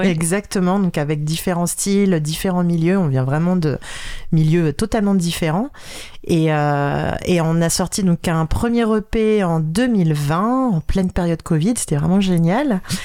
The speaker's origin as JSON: {"language": "French", "town": "Paris", "region": "Île-de-France", "country": "France", "said": "je suis vraiment de Paris, Paris"}